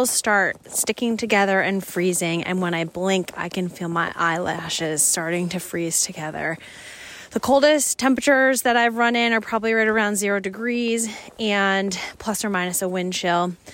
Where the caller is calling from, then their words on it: Central Maine, United States; I'm calling from Central Maine.